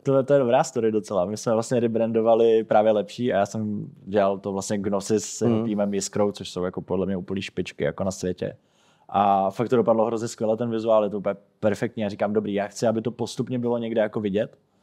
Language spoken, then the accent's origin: Czech; Czechia; jsem byl jako nejenom jako jediný Čech